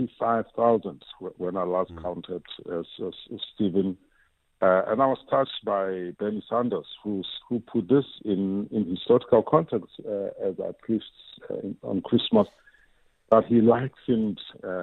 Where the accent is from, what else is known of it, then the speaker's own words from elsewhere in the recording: South Africa; as South African citizens